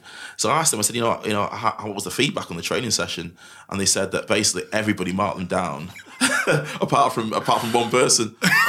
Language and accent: English; Manchester, North West England, United Kingdom; accent: Mancunian; I don't try to hide my Mancunian accent anymore. It just diluted.